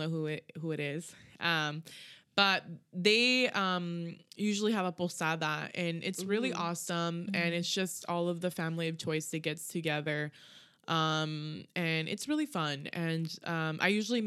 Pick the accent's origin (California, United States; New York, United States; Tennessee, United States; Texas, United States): California, United States; Southern; I'm from SoCal